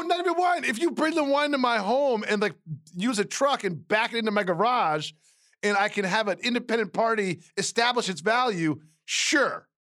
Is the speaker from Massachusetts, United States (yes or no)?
yes; Amherst, Massachusetts, United States; moved away; I'm from Amherst, Massachusetts.